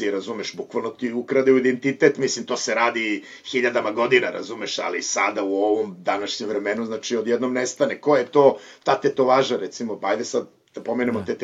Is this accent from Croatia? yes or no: no; Kladovo, Bor District, Serbia; moved away as an adult; also born or lived in Bucharest, Romania / Timișoara, Romania / Berlin, Germany; now in Barcelona, Spain; meni je ono celo to odrastanje u Kladovu detinstvo vezano za Dunav.